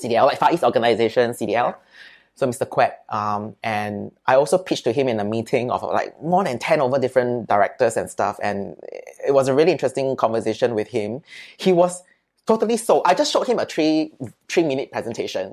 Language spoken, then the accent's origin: English; Singapore; I'm from Singapore